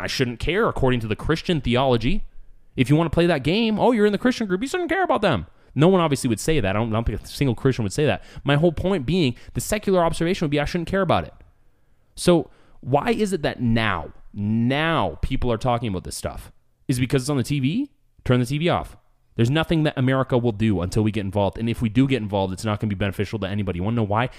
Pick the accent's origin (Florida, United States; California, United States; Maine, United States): California, United States; Escondido; moved away; I am a native San Diegan. I was born in Escondido